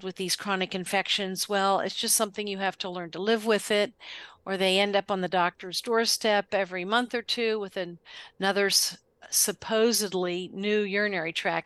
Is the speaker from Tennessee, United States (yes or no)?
no; Western Maryland, United States; I was born and raised in Western Maryland.